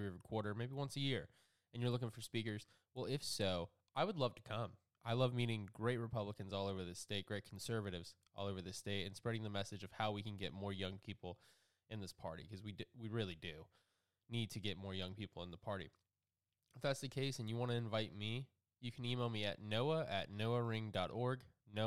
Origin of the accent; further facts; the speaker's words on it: South Georgia, United States; I'm from South Georgia